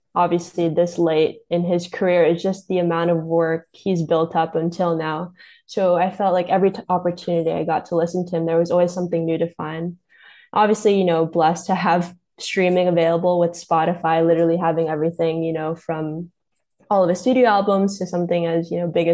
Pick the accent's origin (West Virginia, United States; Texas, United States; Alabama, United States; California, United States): California, United States; Los Angeles; growing up in a Lakers town with Kobe and Shaq reigning pretty supreme for like when I was in a kid. But also I'm Filipino